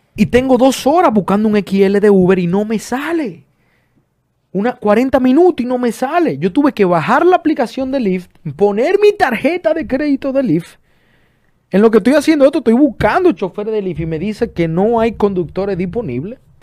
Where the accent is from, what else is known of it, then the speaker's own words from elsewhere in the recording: Dominican Republic; also born or lived in Florida; now in United States; República Dominicana, mi país natal